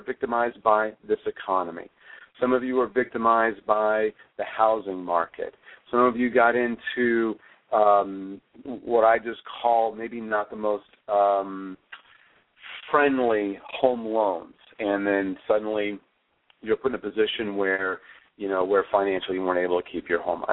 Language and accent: English; Flagstaff, Arizona, United States; We grew up in Flagstaff, Arizona, and had a lot of snow or winter.